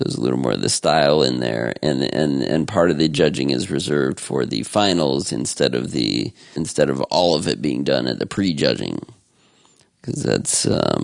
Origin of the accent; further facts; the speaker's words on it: Columbus, Ohio, United States; I grew up in the Columbus area